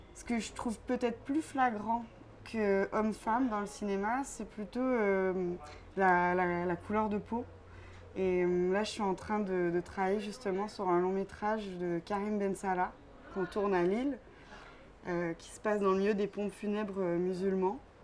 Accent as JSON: {"language": "French", "region": "Quebec", "country": "Canada", "moved": "as an adult", "lives_now": "France", "said": "je suis originaire du Québec"}